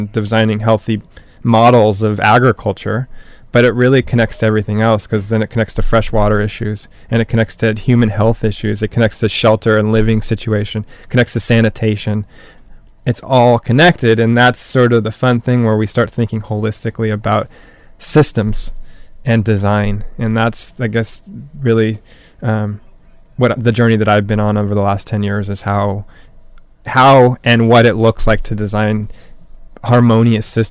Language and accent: English; Newport Beach, California, United States; I grew up in Newport